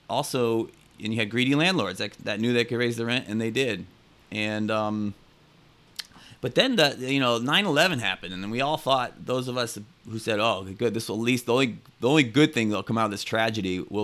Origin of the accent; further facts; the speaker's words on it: Connecticut, United States; now in New York City, United States; I grew up in Connecticut, where you hear crickets and birds